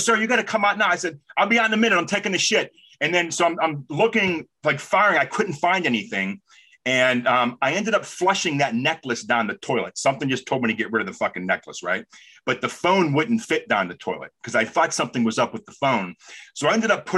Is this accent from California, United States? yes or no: yes; Los Angeles, California, United States; When I was really from Los Angeles